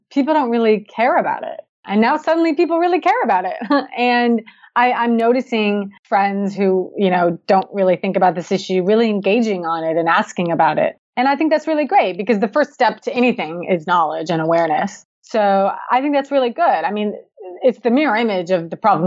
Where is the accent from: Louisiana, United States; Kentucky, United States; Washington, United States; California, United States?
Washington, United States; Seattle; I'm from the Pacific Northwest, you know, Seattle, everybody knows it rains